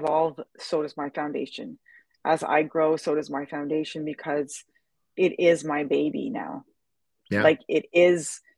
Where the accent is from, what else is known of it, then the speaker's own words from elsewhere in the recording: Quebec, Canada; I'm from Canada